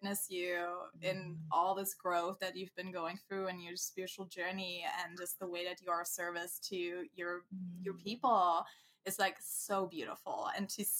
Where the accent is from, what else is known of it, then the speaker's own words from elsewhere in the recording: Germany; moved away; very close to where I come from, I'm from Germany, very close to my hometown